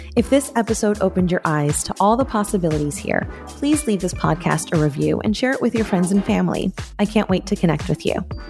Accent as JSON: {"language": "English", "town": "New York City", "region": "New York", "country": "United States", "moved": "as an adult", "lives_now": "West Palm Beach, United States", "said": "I'm originally from New York"}